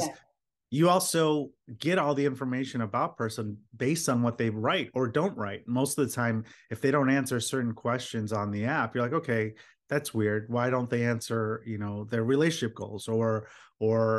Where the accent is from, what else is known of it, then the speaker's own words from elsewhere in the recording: Philadelphia, Pennsylvania, United States; I was born in Philadelphia.